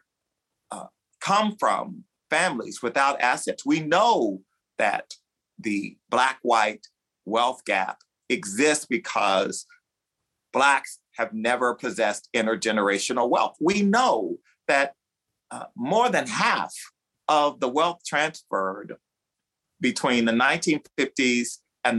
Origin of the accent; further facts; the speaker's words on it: the South, United States; I grew up in the South